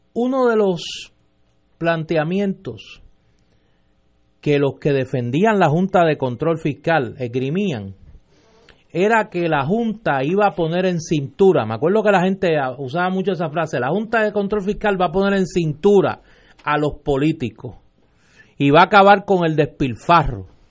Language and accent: Spanish; Puerto Rico; ni como analista, ni como puertorriqueño